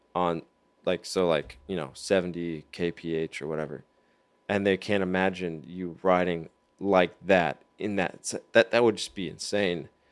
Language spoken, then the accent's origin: English; United States; me as an American